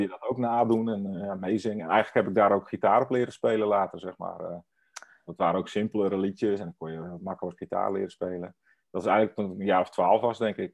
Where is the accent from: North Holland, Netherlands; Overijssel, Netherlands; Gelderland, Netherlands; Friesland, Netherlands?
Friesland, Netherlands; moved away; ik kom uit Friesland oorspronkelijk en ik spreek ook Fries